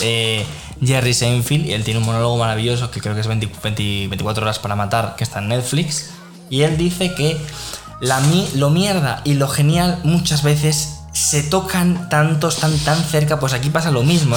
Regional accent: Spain; nosotros como españoles

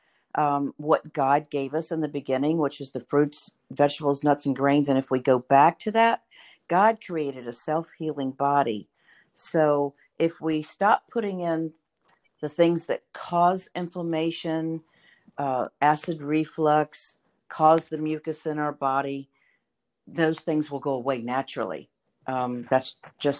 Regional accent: the South, United States; I grew up in the South too

